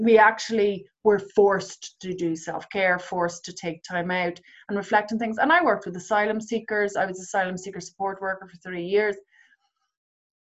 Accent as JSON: {"language": "English", "country": "Ireland", "said": "as Irish women"}